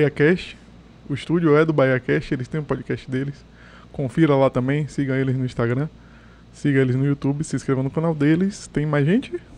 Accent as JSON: {"language": "Portuguese", "town": "Salvador", "region": "Bahia", "country": "Brazil", "tie": "born or raised there", "also_born_or_lived": "Pero Vaz", "said": "Eu, nascido e criado na Caixa d'Água. Na verdade, eu fui nascido no Perovais, me mudei pra Caixa d'Água ali do lado"}